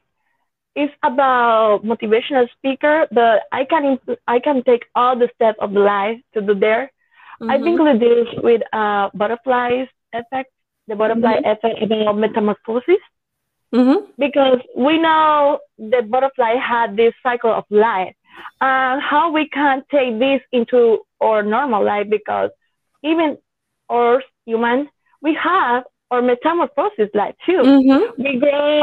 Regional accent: Yauco, Puerto Rico; English is a second language; I compete in the Festival Nacional de Café in my hometown, Yauco

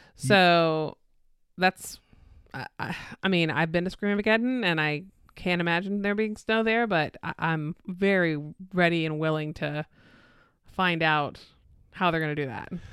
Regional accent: Florida, United States; someone who was born and raised in Florida

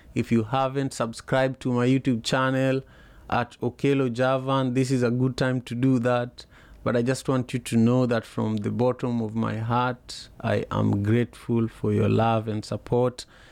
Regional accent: Kenya; I remember as a kid growing up in Manyata, uh, you know, it's a neighborhood, the neighborhood I grew up

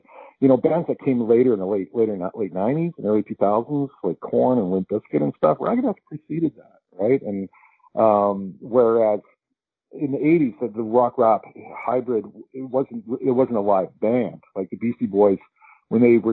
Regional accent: West Coast, Canada; moved away; when I was a kid growing up on the West Coast

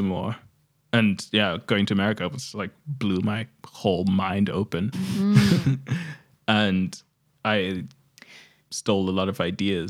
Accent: Zimbabwe; now in Australia; I'm representing Australia, but I'm from Zimbabwe.

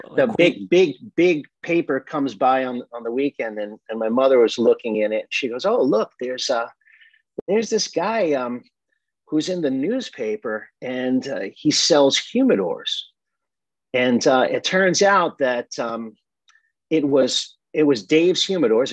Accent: Massapequa Park, New York, United States; born or raised there; also born or lived in Brooklyn, New York

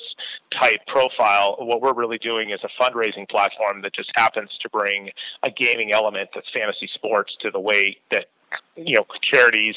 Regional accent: Columbus, Ohio, United States; moved away as an adult; also born or lived in Bay Area, California; I grew up in Columbus myself

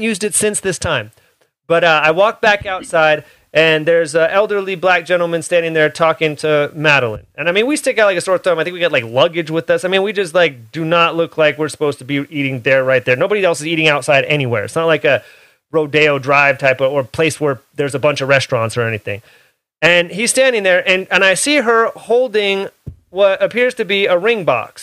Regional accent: Oakland, California, United States; I grew up in the Hayward, Oakland area.

